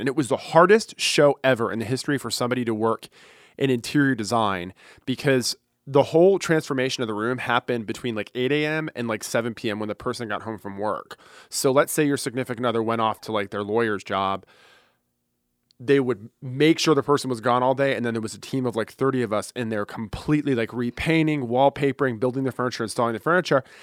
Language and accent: English; Fort Lauderdale, Florida, United States; born and raised in Fort Lauderdale